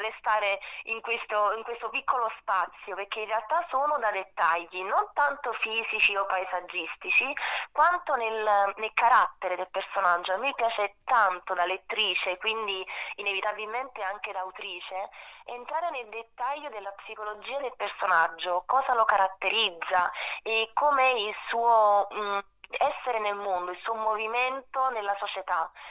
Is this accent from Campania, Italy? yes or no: yes; Naples, Campania, Italy; essendo napoletana, mm. è un legame molto forte, non solo di ispirazione, ma anche come luogo di nascita